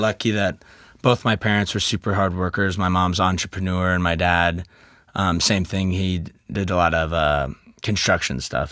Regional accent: Kansas City, United States; I'm from Kansas City.

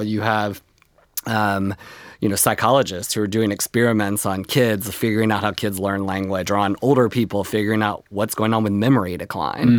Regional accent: North Texas, United States; moved away; when I was growing up in North Texas on the plains

